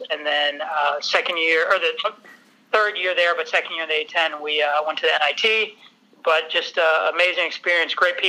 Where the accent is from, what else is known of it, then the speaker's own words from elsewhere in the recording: Minneapolis, Minnesota, United States; moved away; also born or lived in North Carolina; Originally from Minnesota, born and raised in Minneapolis.